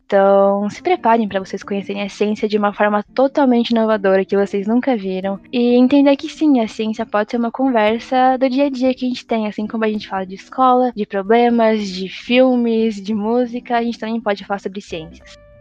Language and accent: Portuguese; São Paulo, Brazil; eu sou de São Paulo, capital